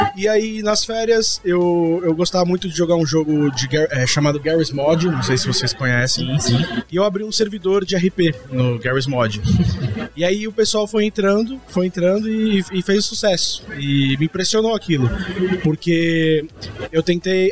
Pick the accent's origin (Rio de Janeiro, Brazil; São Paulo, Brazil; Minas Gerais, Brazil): São Paulo, Brazil; Santos; moved away as an adult; eu tenho 28 anos de idade, sou de Santos.